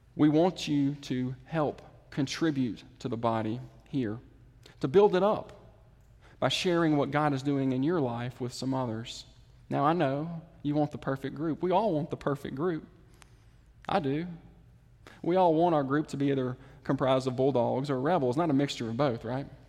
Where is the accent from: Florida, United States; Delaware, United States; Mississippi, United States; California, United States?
Mississippi, United States; the Mississippi Delta, United States; now in Jackson, United States; I'm from the Delta